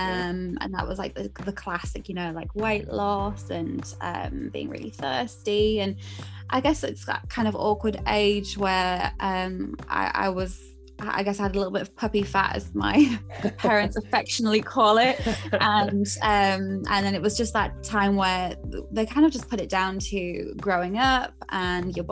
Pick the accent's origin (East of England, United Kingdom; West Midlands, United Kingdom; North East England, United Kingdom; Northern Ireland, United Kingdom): North East England, United Kingdom; Durham; moved away as an adult; now in British Columbia, Canada; I'm born and raised in Durham